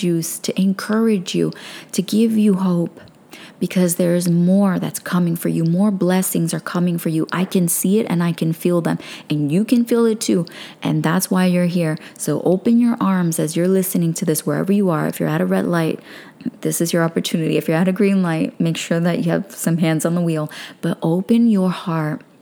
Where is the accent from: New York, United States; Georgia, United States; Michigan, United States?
New York, United States; New York City; I'm a girl from Brooklyn